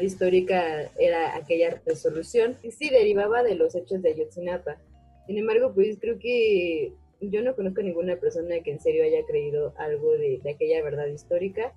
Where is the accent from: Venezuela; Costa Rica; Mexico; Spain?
Mexico; necesitamos también curar nuestras heridas como mexicanos